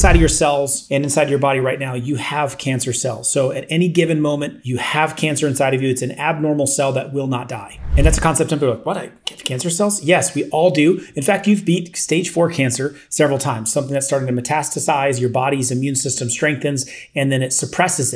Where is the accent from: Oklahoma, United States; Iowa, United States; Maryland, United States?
Iowa, United States; as I grew up a kid in Iowa, I worked a lot of construction